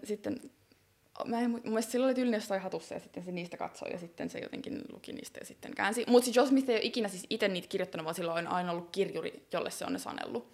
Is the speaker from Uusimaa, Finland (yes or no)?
yes; Helsinki, Uusimaa, Finland; mä oon kasvanut Helsingin Myllypurossa